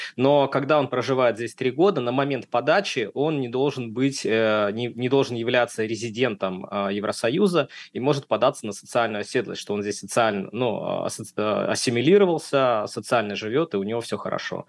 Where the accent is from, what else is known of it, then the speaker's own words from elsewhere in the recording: Saint Petersburg, Russia; moved away as an adult; now in Valencia, Spain; я из города Санкт-Петербурга, Россия